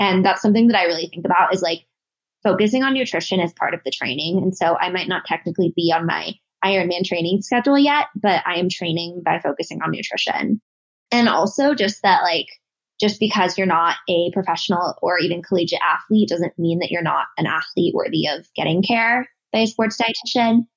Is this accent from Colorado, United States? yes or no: yes; Denver, Colorado, United States; I'm from Denver. Well, Denver area